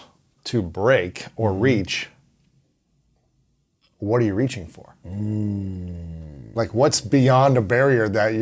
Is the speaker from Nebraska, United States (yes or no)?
no; Ohio, United States; I'm from Ohio